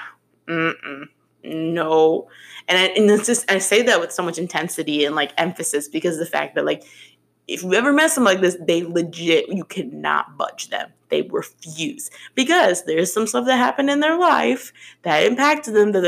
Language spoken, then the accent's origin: English; Chicago, Illinois, United States; I'm being from Chicago